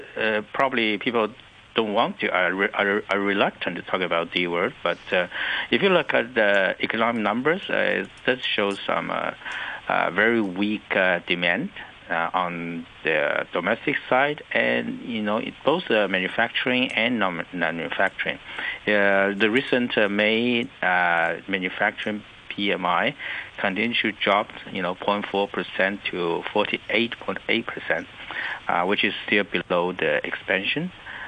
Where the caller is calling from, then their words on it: Shanghai, China; I'm speaking from the Huangpu River, the Bund.